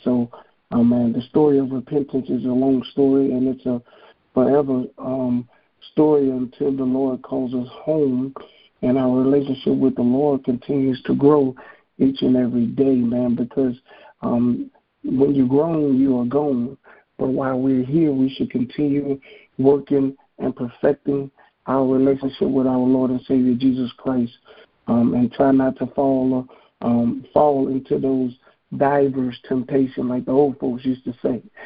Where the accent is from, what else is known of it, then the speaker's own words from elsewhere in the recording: Hammond, Louisiana, United States; from Hammond, Louisiana.